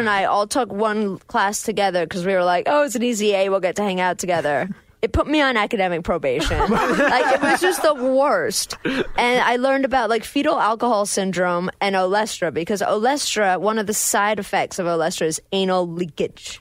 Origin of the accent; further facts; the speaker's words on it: England, United Kingdom; now in United States; I, am English